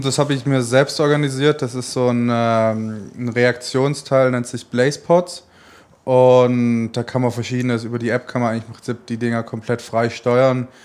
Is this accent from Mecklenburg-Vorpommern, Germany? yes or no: no; Stuttgart, Baden-Württemberg, Germany; moved away as an adult; now in Cologne, Germany; Stuttgart wird immer meine Heimat bleiben